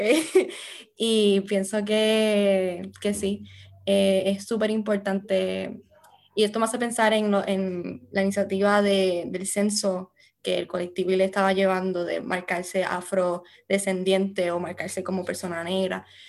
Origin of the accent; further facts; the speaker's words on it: Morovis, Puerto Rico; moved away as an adult; now in United States; yo me crié en Morovis eh, con mi familia materna